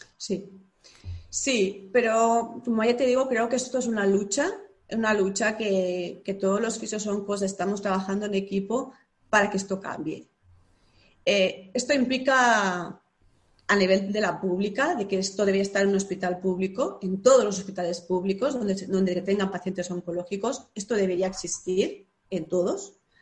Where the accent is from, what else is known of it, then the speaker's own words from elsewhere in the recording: Lleida, Catalonia, Spain; soy de Lleida y Lleida es una ciudad pequeñita